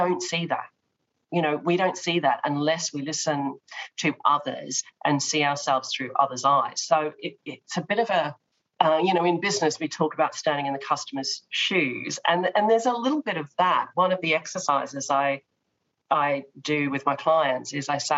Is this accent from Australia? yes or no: yes; Australia; I come from Australia with the tall poppy syndrome